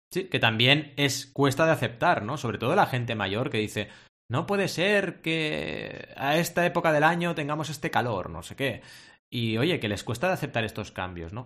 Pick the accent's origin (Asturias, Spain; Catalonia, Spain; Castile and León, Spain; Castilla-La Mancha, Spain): Catalonia, Spain; Barcelona; also born or lived in Mar del Plata, Argentina; A los ocho años, cuando yo era pequeñito, como dice Adrià cuando habla de su infancia, mis padres viajaron desde Mar del Plata, Argentina, a Barcelona, España